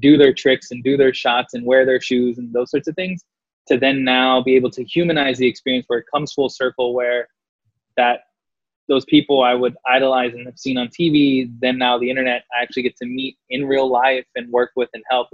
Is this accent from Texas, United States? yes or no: yes; San Antonio, Texas, United States; moved away as an adult; now in Los Angeles, United States; I grew up predominantly on the South Side